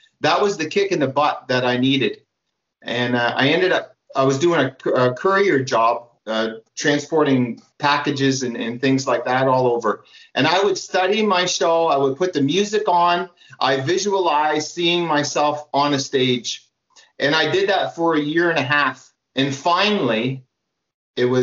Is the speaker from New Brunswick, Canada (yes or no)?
yes; Atlantic Canada, New Brunswick, Canada; also born or lived in Ontario; I'm from Atlantic Canada, which is east of Toronto area. Okay. We're as far east as you can. Well, there's Newfoundland, and then I'm in New Brunswick